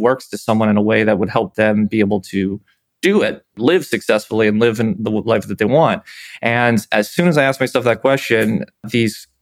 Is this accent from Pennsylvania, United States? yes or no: yes; Pennsylvania, United States; I was from Pennsylvania originally.